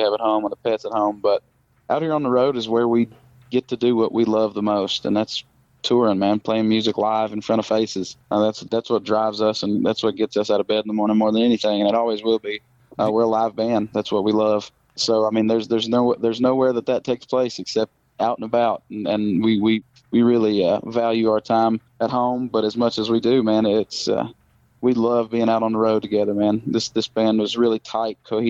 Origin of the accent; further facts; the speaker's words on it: Castlewood, Virginia, United States; we have to tell people we're from Bristol or Johnson City